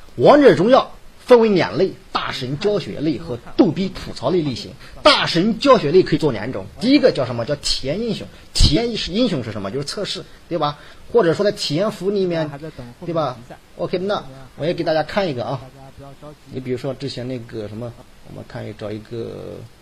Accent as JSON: {"language": "Chinese", "town": "Hefei", "region": "Anhui", "country": "China", "accent": "Hefei dialect", "said": "我们河北话"}